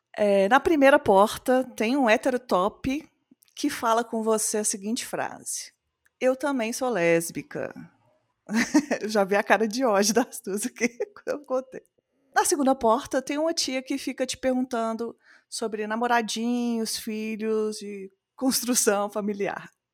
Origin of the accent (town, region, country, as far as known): Belo Horizonte, Minas Gerais, Brazil